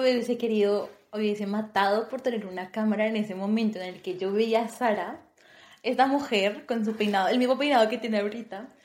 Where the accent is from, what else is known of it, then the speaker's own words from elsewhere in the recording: Bogotá, Colombia; moved away as an adult; also born or lived in Turkey; now in Malta; yo soy colombiana, eh, nací en una hermosa, hermosa ciudad llamada Bogotá